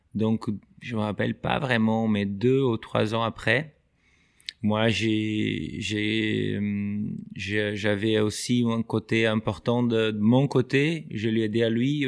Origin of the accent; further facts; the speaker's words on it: southern Brazil, Brazil; French is a second language; moved away as an adult; also born or lived in United States; now in France; je viens dans une petite ville du Brésil où au début, il n'y avait même pas l'équitation